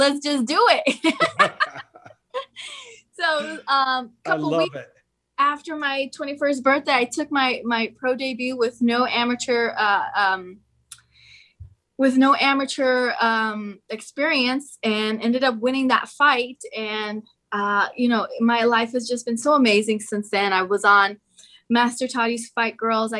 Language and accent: English; Aurora, Colorado, United States; where I grew up in Aurora, Colorado